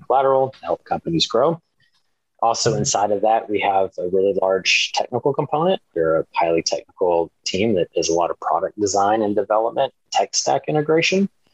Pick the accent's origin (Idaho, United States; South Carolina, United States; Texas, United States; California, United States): Texas, United States; Dallas and East; moved away as an adult; I was uh, born outside of Dallas. So I grew up between Dallas and East Texas